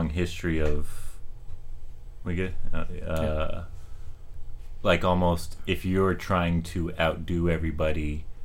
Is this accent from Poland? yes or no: yes; Poland; also born or lived in Denmark; now in Bay Area, California, United States; When I grew up in Poland